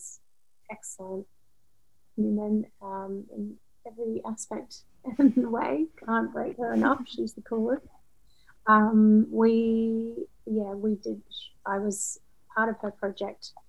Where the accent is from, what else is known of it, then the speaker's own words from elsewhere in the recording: Australia; moved away as an adult; now in London, United Kingdom; I'm Australian and I've lived in London for 14 years now